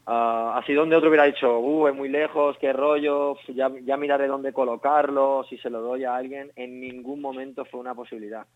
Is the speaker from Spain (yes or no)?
yes; Mallorca, Balearic Islands, Spain; moved away as an adult; now in Madrid, Spain; soy de Mallorca, me trasladé a Madrid hace 10 años